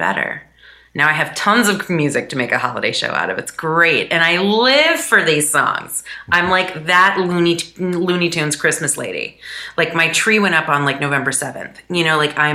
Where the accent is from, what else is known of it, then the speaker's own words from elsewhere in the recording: United States; as an American musician